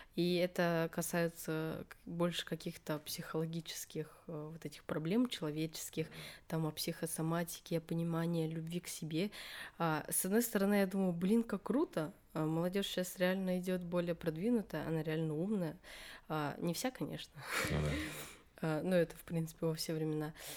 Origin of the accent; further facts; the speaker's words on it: Buryatia, Russia; 03, потому что регион Бурятия